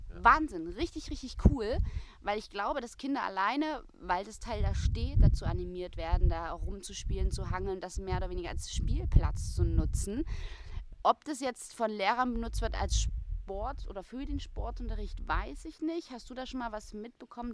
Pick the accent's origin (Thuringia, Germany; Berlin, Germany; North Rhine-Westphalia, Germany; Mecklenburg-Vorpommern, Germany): Thuringia, Germany; in Thüringen, wo ich herkomme, wo ich auch studiert habe